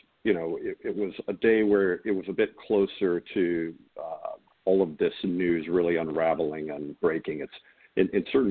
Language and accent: English; Charleston, South Carolina, United States; also born or lived in Concord, New Hampshire; I grew up here in Charleston.